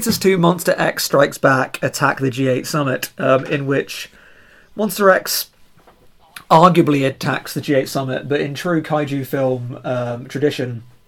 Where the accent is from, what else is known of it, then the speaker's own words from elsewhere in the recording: Reading, South East England, United Kingdom; Reading FC, the team from my hometown